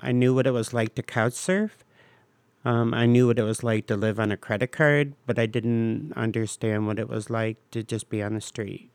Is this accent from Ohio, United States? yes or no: yes; Bowling Green, Ohio, United States; also born or lived in Cleveland Heights, Ohio / Euclid, Ohio; now in Cleveland, United States; I'm from Bowling Green.